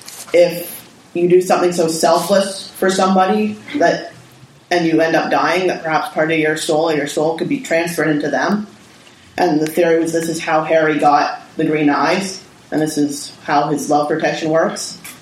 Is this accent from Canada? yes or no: yes; Canada; from Canada.